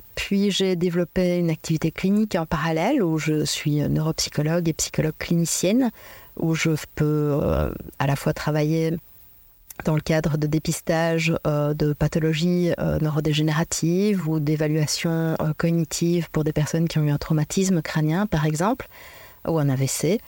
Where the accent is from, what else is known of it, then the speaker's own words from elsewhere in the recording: Belgium; also born or lived in Liège; je suis belge, euh, d'origine belge et je vis en Belgique à Liège